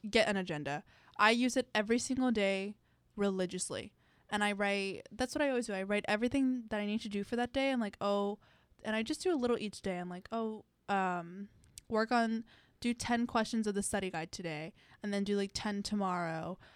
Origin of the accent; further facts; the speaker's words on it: Miami, Florida, United States; moved away as an adult; now in Gainesville, United States; I'm from Miami. I just like I like the environment that I live in. Like it was very hard to move to Gainesville